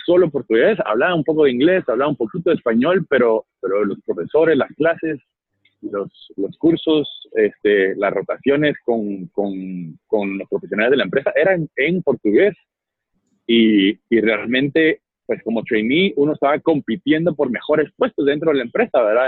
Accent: Guatemala; como Chapín yo me siento muy orgulloso de nuestras empresas nacionales

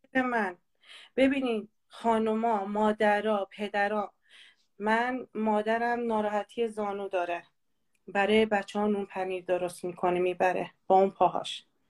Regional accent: Kurds, Kurdistan, Iran

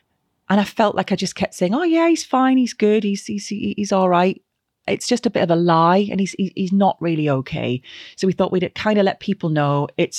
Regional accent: Glasgow, Scotland, United Kingdom; And growing up in Scotland and living in and around sort of Glasgow, you had the big brick walls and other buildings, and you just used to head a ball against the brick wall.

